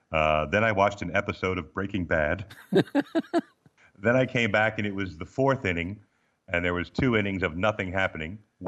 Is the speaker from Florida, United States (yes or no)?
no; Baltimore, Maryland, United States; born there; also born or lived in Missouri; And then I was born in Baltimore, Maryland, as the fancy people say it, but Balmer.